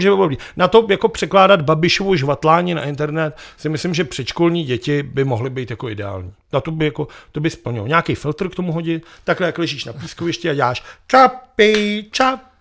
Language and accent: Czech; Prague, Czechia